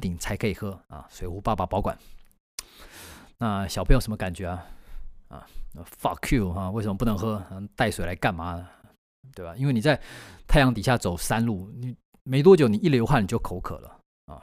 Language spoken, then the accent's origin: Chinese; Taiwan; 因为我们台湾人很好客嘛